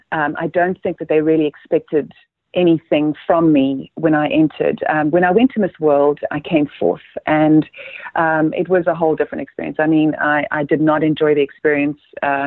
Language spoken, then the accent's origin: English; Namibia; moved away; growing up in Namibia was, you know, the fact that we obviously were an African country, but we also lived under the terrible regime of apartheid.